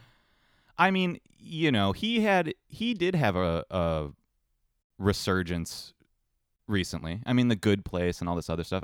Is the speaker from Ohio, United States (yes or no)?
yes; Ohio, United States; growing up in Ohio